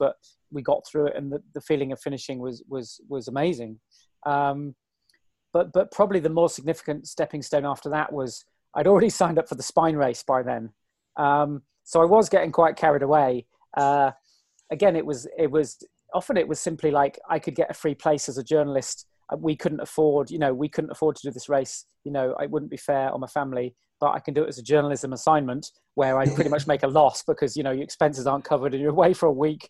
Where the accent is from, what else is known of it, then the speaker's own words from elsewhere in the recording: the Cotswolds, South West England, United Kingdom; It's where I grew up in the Cotswolds and live at the bottom of the Cotswolds again now.